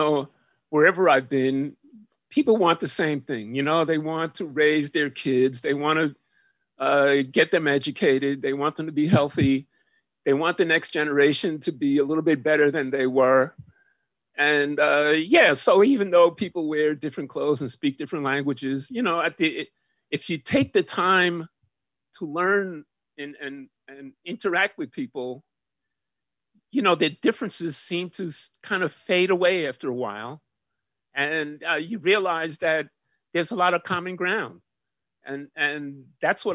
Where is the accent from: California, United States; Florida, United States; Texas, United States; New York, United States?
New York, United States; New York City; being a kid growing up in New York City, where I grew up in the projects